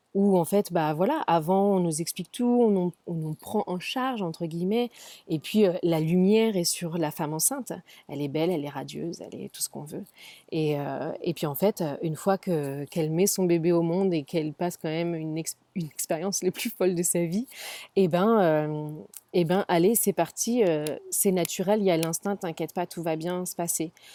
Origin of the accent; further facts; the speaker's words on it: Paris, Île-de-France, France; moved away as an adult; now in San Francisco, United States; Je suis née, j'ai grandi à Paris, j'ai travaillé à Paris